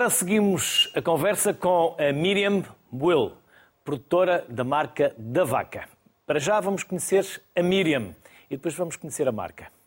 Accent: Netherlands; Portuguese is a second language; moved away as an adult; now in Elvas, Portugal; Sou holandesa.

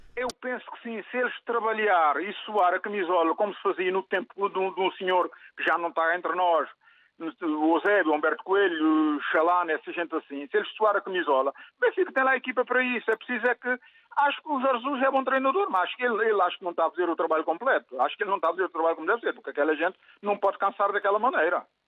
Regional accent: Cape Verde; also born or lived in Portugal; now in Vialonga, Portugal; Eu sou de Cabo Verde, vivo aqui em Portugal já, já há quase 50 anos

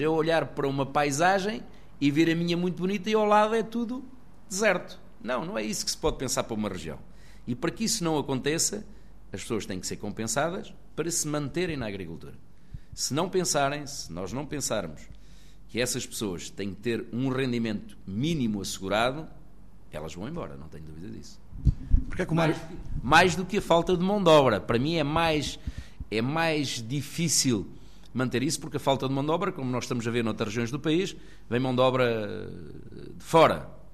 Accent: Fogueira, Centro, Portugal; Alguns aqui da Fogueira que andaram comigo na escola

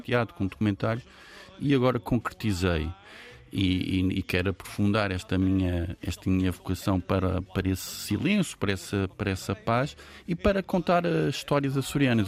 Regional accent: São Miguel, Azores, Portugal; quando cresci em São Miguel, que é uma ilha no contexto açoriano

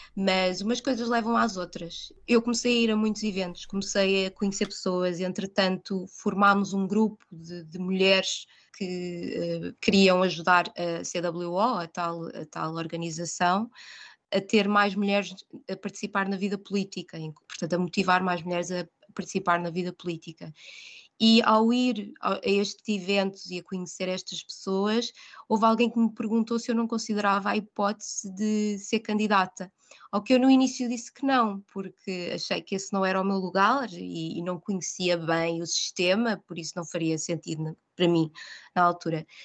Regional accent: Portugal; moved away as an adult; now in London, United Kingdom; sou portuguesa

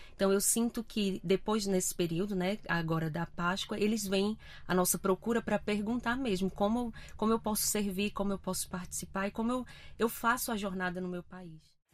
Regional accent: Fortaleza, Ceará, Brazil; moved away as an adult; now in Portugal; Sou natural do Brasil, de Fortaleza

